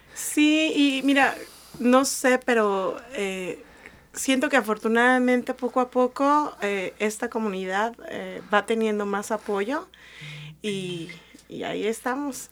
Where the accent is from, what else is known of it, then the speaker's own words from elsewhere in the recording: Mexico City, Mexico; moved away as an adult; now in United States; soy mexicana, nacida en el Distrito Federal